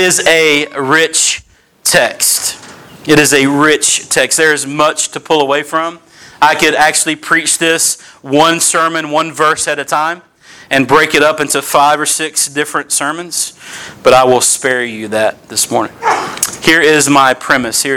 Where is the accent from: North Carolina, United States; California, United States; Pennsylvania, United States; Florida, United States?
North Carolina, United States; Kinston; moved away as an adult; also born or lived in Greenville, North Carolina; now in Northern Virginia, United States; I was born and raised in Kinston, North Carolina.